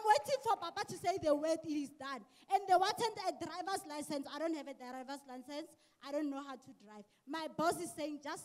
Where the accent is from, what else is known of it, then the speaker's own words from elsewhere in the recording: Atteridgeville, Gauteng, South Africa; I'm from Atrageville.